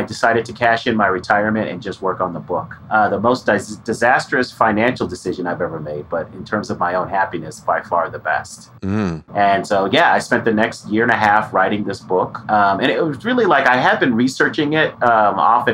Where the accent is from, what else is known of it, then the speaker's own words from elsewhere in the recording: Denver, Colorado, United States; I was born and raised in Denver, Colorado